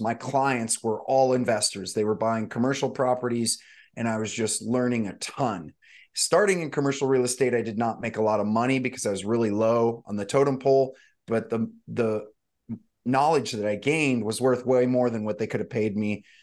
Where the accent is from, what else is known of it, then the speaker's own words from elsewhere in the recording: St. Louis, Missouri, United States; moved away as an adult; also born or lived in Malibu, California; now in Santa Barbara, United States; I grew up actually in the Midwest, in Saint Louis, Missouri, mostly